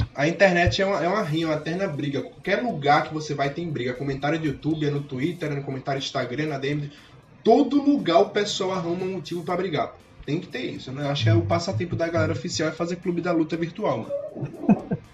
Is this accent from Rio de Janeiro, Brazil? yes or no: no; Pernambuco, Brazil; accent: Pernambuco; moved away as an adult; now in São Paulo, Brazil; principalmente o sotaque de Pernambuco, o Nordeste em si, não tem como esconder